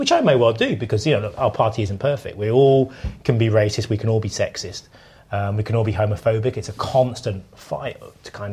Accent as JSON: {"language": "English", "country": "United Kingdom", "said": "I'm British."}